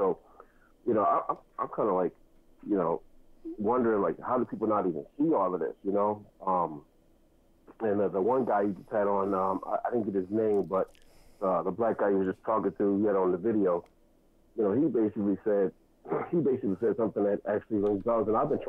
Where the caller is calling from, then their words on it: New Jersey, United States; I'm calling from New Jersey